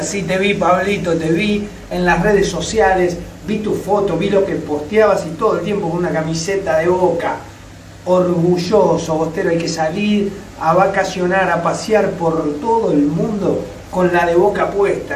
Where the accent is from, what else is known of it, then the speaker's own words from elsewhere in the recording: Hurlingham, Buenos Aires Province, Argentina; Yo estoy en Urlingan, Buenos Aires, provincia de Buenos Aires. Somos bonaerense.